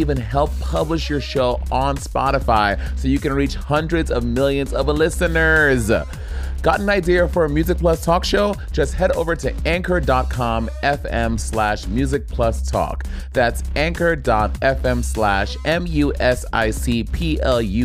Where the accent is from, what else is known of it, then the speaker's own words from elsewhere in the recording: St. Lucia; I'm St. Lucia